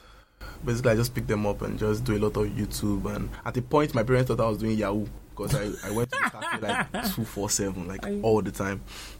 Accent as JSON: {"language": "English", "region": "Ogun State", "country": "Nigeria", "tie": "born there", "also_born_or_lived": "Lagos", "said": "I was born in Ogun State, you know, by a very fantastic dad and a very wonderful mom."}